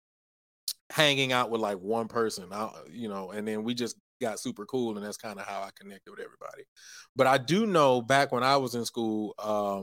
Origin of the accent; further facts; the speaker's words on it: Houston, Texas, United States; moved away as an adult; also born or lived in Virginia; I'm from Houston, born and raised Southside. Well, I was born on Northside, raised on Southside.